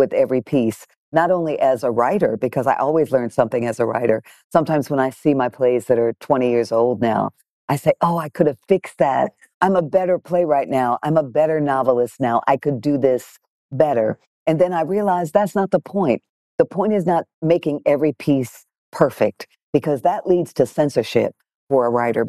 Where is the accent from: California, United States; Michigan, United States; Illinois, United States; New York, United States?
Michigan, United States; Detroit; I grew up in Detroit, Michigan, in a black nationalist, separatist, very political household